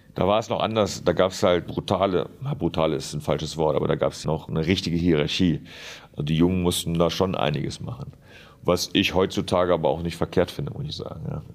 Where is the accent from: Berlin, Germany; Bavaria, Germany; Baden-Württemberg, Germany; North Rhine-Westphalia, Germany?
North Rhine-Westphalia, Germany; Duisburg; moved away as an adult; also born or lived in Lemgo; Rheinhausen, wo ich halt aufgewachsen bin, wo ich herkomme